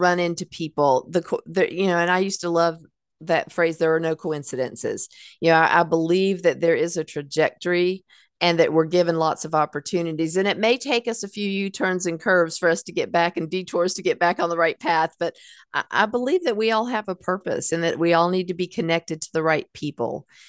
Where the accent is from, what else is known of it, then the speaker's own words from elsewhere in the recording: Hickory, North Carolina, United States; I grew up in Hickory